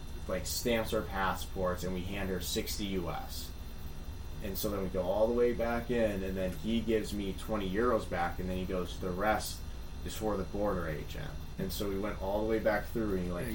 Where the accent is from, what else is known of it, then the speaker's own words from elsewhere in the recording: United States; we're American